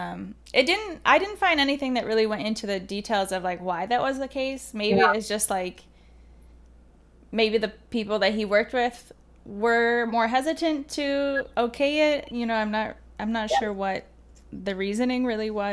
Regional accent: Detroit, Michigan, United States; moved away; I'm from the Midwest, from like Metro Detroit.

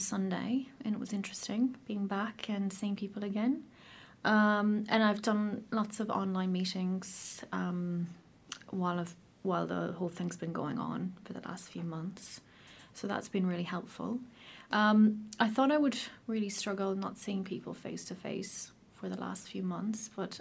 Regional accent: Ireland; moved away as an adult; now in New Zealand; as you can probably tell from my accent, I'm not from New Zealand originally. I'm from Ireland

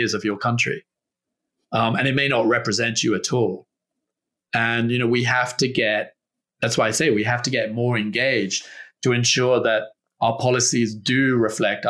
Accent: Australia; I'm from Australia. I'm half English as well

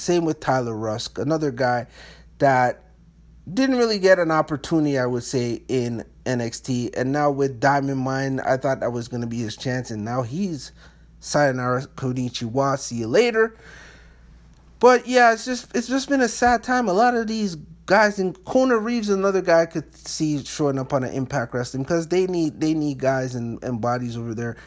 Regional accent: Canada; being a Canadian

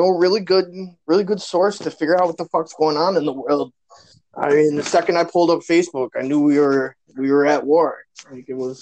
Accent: Buffalo, New York, United States; I'm from Buffalo

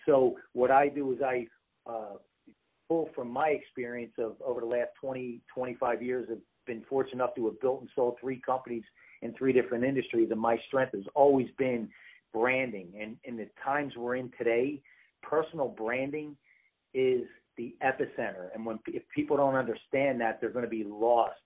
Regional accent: East Coast, United States; moved away; I'm originally from the East Coast

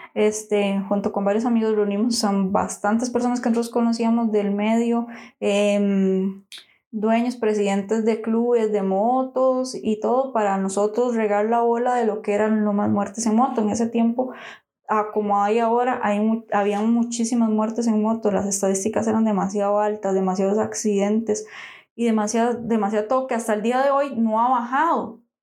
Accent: San José, Costa Rica; nosotros somos de San José

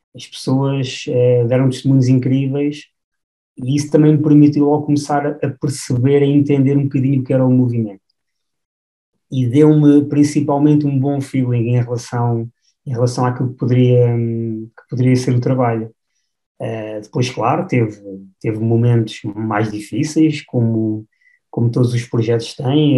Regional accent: Batalha, Centro, Portugal; now in Mafra, Portugal; sou natural da, da Batalha e, e, hoje em dia resido aqui na zona, na zona de Mafra.

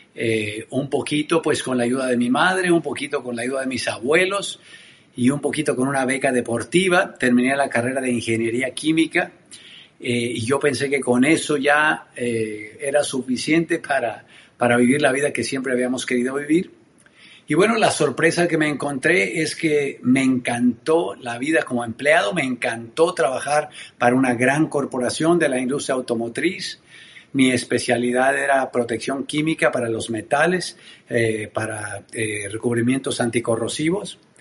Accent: Tenancingo, Mexico; soy mexicano oriundo de un pueblo hermoso en el interior de mi país que se llama Tenancingo. Ahí crecí

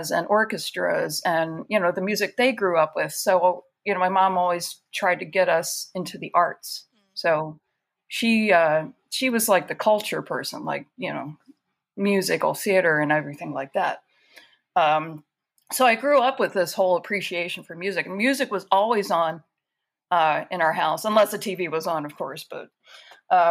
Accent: Baltimore, Maryland, United States; my parents are, we're from the Baltimore area

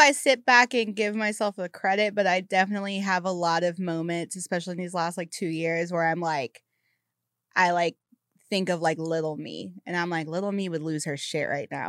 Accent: the South, United States; now in Los Angeles, United States; as a Southerner

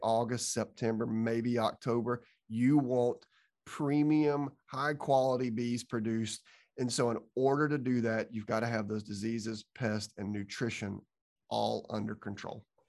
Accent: Georgia, United States; I'm from Georgia

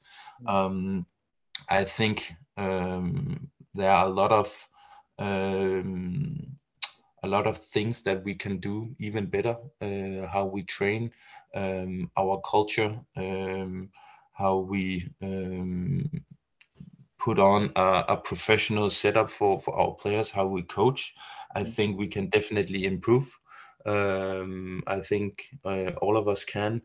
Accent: Denmark; Not only are we a very small country

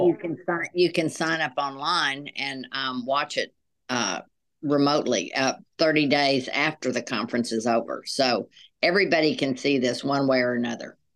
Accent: Dallas, Texas, United States; moved away as an adult; now in Little Rock, United States; we both grew up in Dallas, Texas

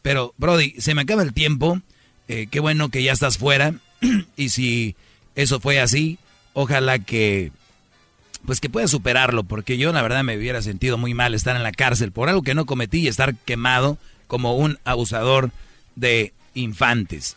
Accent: San Nicolás de los Garza, Nuevo León, Mexico; nacido en San Nicolás de los Garza, en Monterrey, Nuevo León

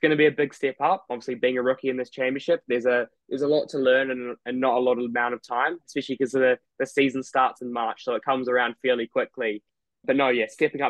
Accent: New Zealand; now in United Kingdom; I was born here, but I grew up in New Zealand, so I'm kind of new to the country.

